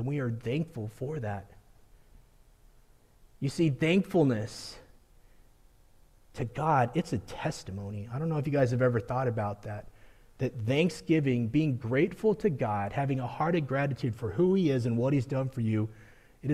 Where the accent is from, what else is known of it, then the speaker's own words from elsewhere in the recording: Colorado, United States; growing up in Colorado, I've experienced a blizzard one day and sunny weather the next